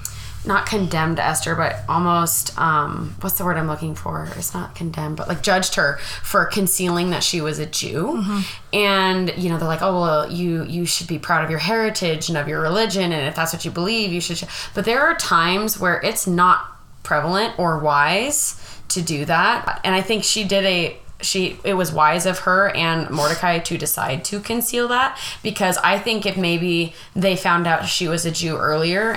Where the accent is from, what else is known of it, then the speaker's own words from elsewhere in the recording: United States; I'm so American.